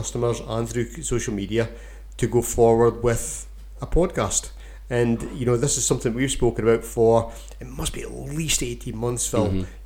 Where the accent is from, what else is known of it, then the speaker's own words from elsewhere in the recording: Keith, Scotland, United Kingdom; Born and brought up in Keith, a farming town in Bamshire